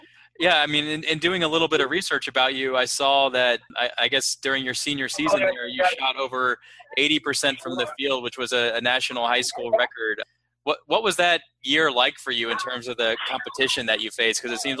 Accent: Dallas, Texas, United States; I'm a lifelong Mavs fan, born and raised in Dallas

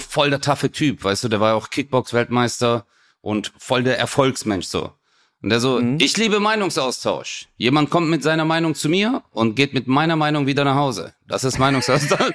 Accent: Stuttgart, Baden-Württemberg, Germany; ich komme ja auch aus Stuttgart

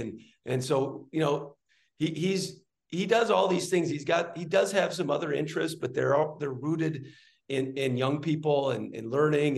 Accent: Midwest, United States; growing up in the Midwest

